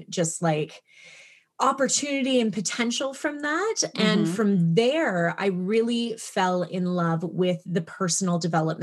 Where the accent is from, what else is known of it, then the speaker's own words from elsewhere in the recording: Toronto, Ontario, Canada; moved away as an adult; also born or lived in British Columbia; I'm from Canada. I moved from Toronto to like the middle of nowhere, British Columbia, very close to Alaska